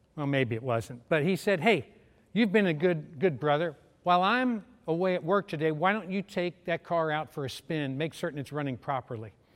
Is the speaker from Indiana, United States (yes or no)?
no; Louisville, Kentucky, United States; I was from Louisville, Kentucky